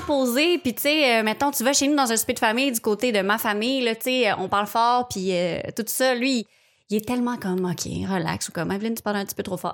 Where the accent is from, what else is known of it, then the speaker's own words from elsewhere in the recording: Charlemagne, Quebec, Canada; je viens de Repentigny, ben, de Charlemagne, juste à côté